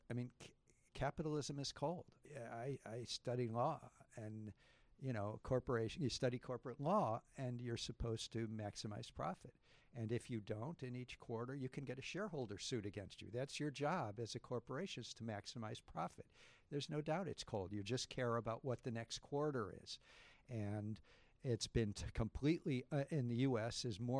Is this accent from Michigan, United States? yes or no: yes; Detroit, Michigan, United States; I grew up in Detroit, and, you know, I knew Michael Moore before that first movie